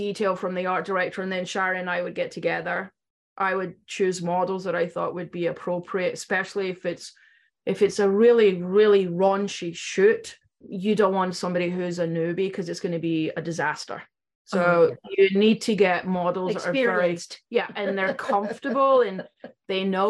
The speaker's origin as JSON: {"language": "English", "region": "Scotland", "country": "United Kingdom", "moved": "yes", "said": "I was from Scotland."}